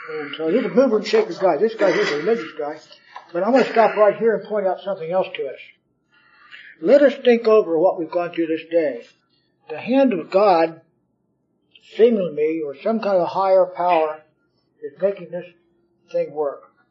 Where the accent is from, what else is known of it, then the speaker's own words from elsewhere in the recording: California, United States; I grew up in California.